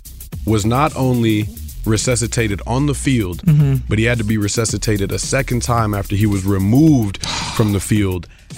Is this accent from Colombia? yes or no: yes; Medellín, Antioquia, Colombia; moved away; I was born in Medellin, Colombia.